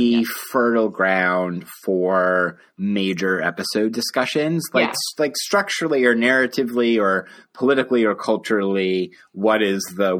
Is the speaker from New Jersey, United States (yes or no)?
no; Denver, Colorado, United States; I grew up in new school suburban hellscapes in the suburbs of Denver, Colorado.